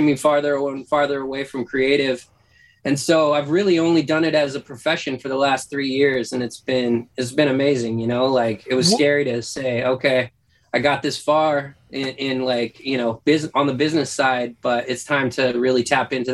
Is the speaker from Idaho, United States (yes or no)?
yes; North Idaho, United States; moved away; also born or lived in Washington; I grew up in North Idaho